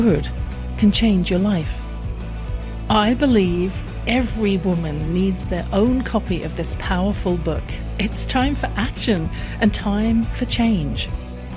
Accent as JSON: {"language": "English", "region": "England", "country": "United Kingdom", "tie": "born or raised there"}